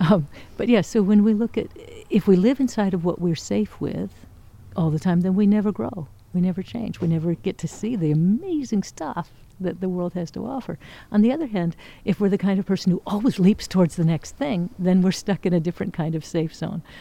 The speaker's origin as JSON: {"language": "English", "region": "Oregon", "country": "United States", "tie": "born or raised there", "said": "I was raised in Oregon"}